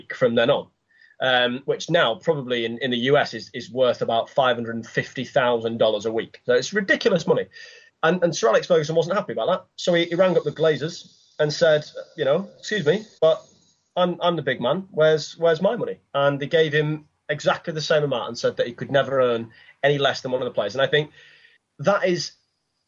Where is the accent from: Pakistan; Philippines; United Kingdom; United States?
United Kingdom; Manchester, North West England; growing up in Manchester and in and around Manchester